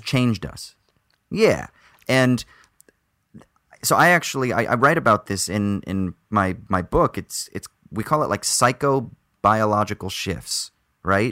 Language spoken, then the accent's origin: English; United States; accent: American; moved away; my American accent